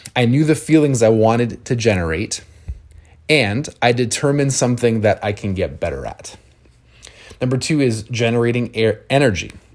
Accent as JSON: {"language": "English", "town": "London", "region": "Ontario", "country": "Canada", "said": "I'm from London, Ontario"}